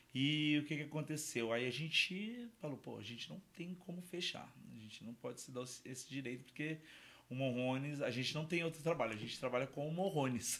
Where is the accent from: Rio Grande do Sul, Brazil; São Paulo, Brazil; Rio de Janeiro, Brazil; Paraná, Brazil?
São Paulo, Brazil; now in Jundiaí, Brazil; a minha família é de lá, eu não sou, né? Eu sou, eu sou paulistano